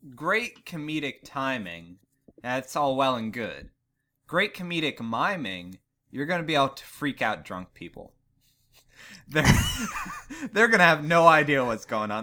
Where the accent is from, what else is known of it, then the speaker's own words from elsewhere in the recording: Ligonier, Pennsylvania, United States; my hometown of Ligonier, Pennsylvania